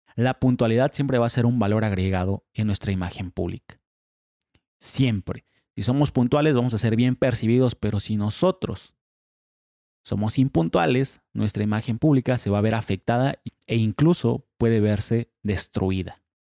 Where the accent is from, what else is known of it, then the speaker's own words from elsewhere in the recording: Mexico; en México somos sumamente impuntuales